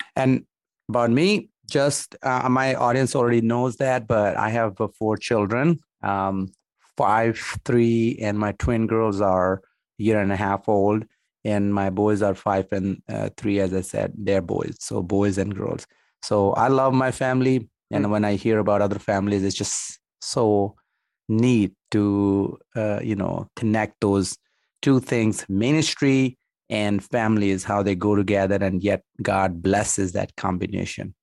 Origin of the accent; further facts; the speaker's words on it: Pakistan; moved away as an adult; also born or lived in New York, United States; now in United States; I'm Pakistani